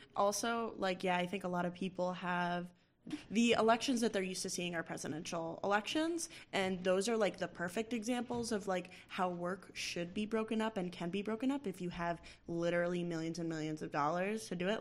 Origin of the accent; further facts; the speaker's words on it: Massachusetts, United States; I'm from Massachusetts